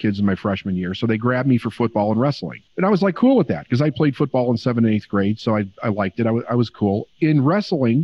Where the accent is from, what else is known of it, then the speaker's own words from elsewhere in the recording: Chicago, Illinois, United States; also born or lived in Phoenix; I was born and raised in Chicago